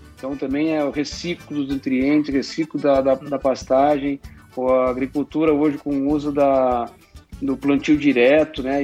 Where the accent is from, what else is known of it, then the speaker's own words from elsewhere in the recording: Rio Grande do Sul, Brazil; accent: southern; moved away as an adult; also born or lived in Santa Maria; now in São Paulo, Brazil; atualmente eu moro em São Paulo, mas sou natural de Catipe, Rio Grande do Sul